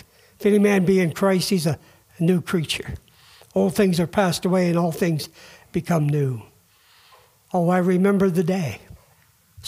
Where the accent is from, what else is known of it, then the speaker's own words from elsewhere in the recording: Vermont, United States; we're from Vermont